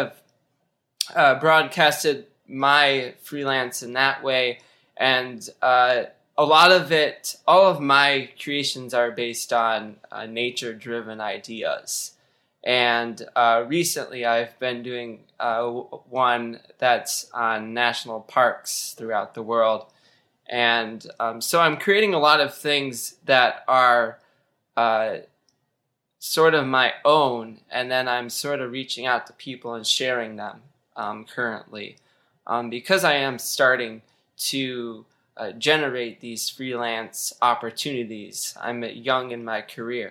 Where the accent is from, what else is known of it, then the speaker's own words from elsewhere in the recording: Michigan, United States; moved away as an adult; also born or lived in Wisconsin; I recently moved to back home to Michigan